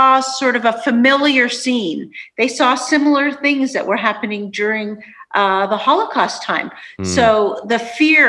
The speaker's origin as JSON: {"language": "English", "country": "Canada", "tie": "born or raised there", "also_born_or_lived": "Budapest, Hungary", "said": "my parents came to Canada when I was about 2."}